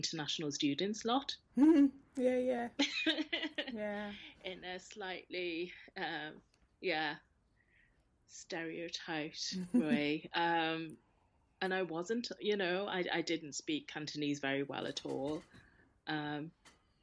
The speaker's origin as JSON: {"language": "English", "region": "North East England", "country": "United Kingdom", "tie": "born or raised there", "said": "during my childhood here, I didn't really feel a strong connection."}